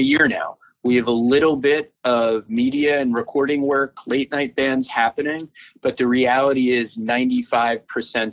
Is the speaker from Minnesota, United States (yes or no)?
no; New York City, New York, United States; I grew up in New York